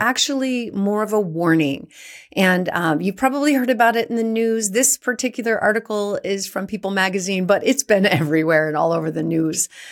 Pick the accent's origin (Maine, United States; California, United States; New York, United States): California, United States; San Francisco Bay Area; also born or lived in San Jose; I was born and raised in the San Francisco Bay Area, went to school in San Jose, lived in San Francisco.